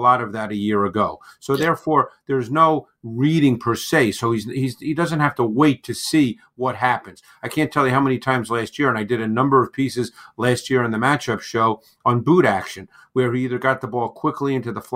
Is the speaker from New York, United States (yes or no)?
yes; New York City, New York, United States; I grew up in Queens, in New York, and my high school did not have a football team